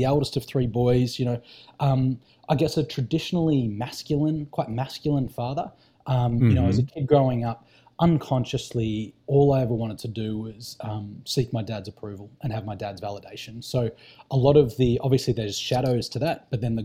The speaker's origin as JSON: {"language": "English", "region": "country Victoria", "country": "Australia", "tie": "born or raised there", "said": "So I grew up in country Victoria. So the most southeastern state of mainland Australia. And I grew up in a little country town of about 7,000 people."}